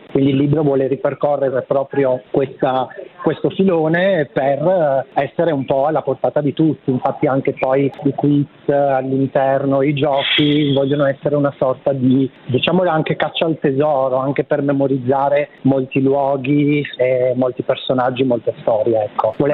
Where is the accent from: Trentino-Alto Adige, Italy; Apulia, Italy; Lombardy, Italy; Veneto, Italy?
Apulia, Italy; moved away as an adult; now in Milan, Italy; io sono, mm, sono della, della Puglia, sono nato in Puglia, cresciuto fino all'età di 18 anni nella provincia di Bari